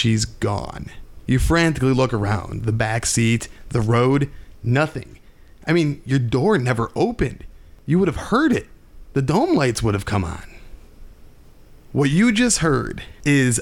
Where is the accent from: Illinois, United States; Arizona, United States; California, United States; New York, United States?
Illinois, United States; we are from Illinois